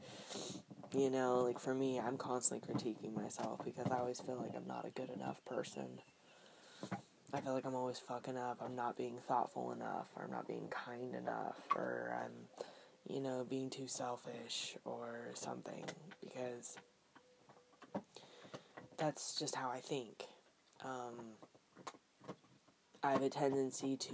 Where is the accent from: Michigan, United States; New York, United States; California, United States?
California, United States; Northern; growing up in NorCal